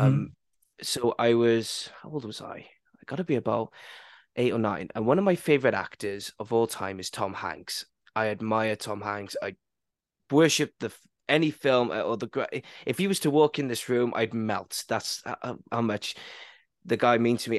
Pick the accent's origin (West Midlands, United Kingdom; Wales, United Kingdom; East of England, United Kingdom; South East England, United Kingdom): Wales, United Kingdom; I went a bit more posh English and I'm Welsh